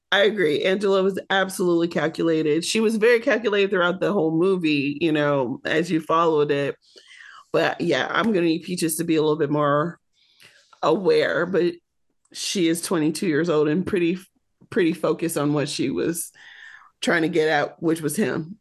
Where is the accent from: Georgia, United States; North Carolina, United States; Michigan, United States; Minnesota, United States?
Michigan, United States; growing up in Michigan, you're either a Michigan fan or a Michigan State fan.